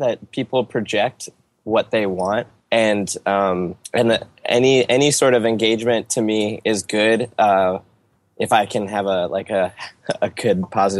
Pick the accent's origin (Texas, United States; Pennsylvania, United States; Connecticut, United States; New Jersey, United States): Pennsylvania, United States; Harrisburg; I grew up knowing that where I was growing up in Harrisburg was the most racist